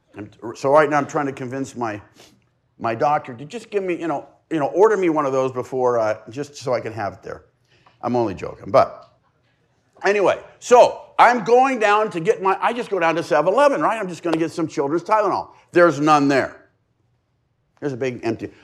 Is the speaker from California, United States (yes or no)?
yes; La Mesa, California, United States; I've lived in East County for seventy years. This has been my home address for seventy years. I mean, I've gone to school other places, but I've lived, I was, I was born in La Mesa